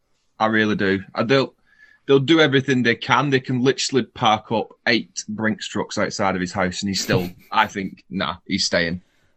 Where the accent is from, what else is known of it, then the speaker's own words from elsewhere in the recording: Wigan, North West England, United Kingdom; Unfortunately, I'm from Wigan.